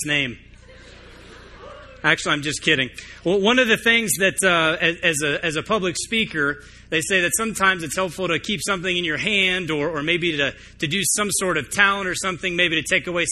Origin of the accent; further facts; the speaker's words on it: Tucson, Arizona, United States; moved away as an adult; also born or lived in Nashville, Tennessee; I was actually born and raised in Tucson